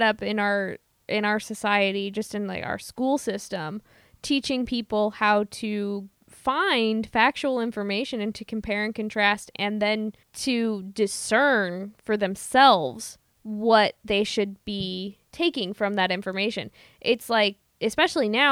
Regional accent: Midwest, United States; I'm from the Midwest

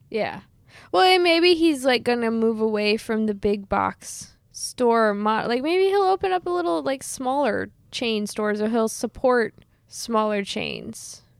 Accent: Midwest, United States; I'm from the Midwest

